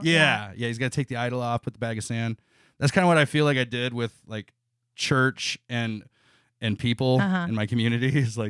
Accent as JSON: {"language": "English", "town": "Elmore", "region": "Ohio", "country": "United States", "tie": "born or raised there", "said": "I grew up about 45 minutes east of Toledo in a small town called Elmore, Ohio."}